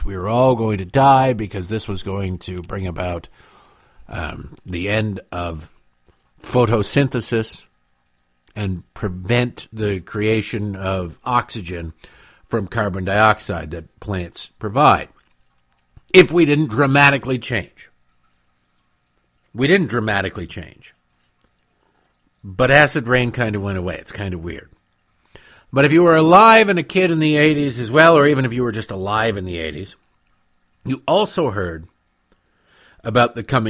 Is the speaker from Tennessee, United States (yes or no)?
no; Detroit, Michigan, United States; It was, and growing up in Detroit, it was constantly news, and the news was we were killing Canada.